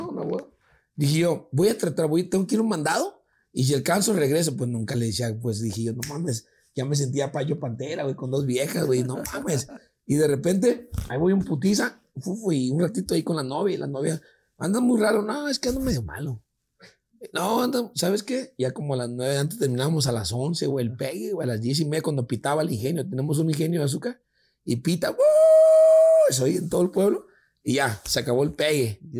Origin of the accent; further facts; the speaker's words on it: Ecuador; De Ecuador.